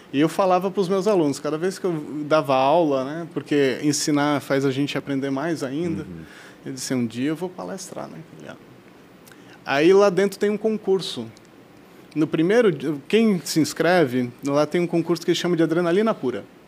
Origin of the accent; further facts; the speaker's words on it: South Region, Brazil; nós que somos aqui do Sul